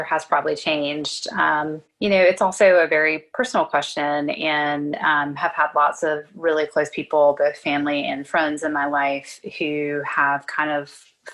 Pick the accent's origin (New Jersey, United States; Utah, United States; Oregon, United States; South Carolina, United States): South Carolina, United States; also born or lived in Philadelphia; now in Atlanta, United States; I trained here in the South. I'm from South Carolina